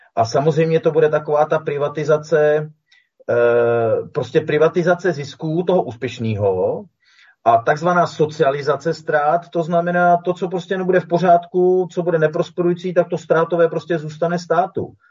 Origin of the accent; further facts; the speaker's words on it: Czechia; my jsme Češi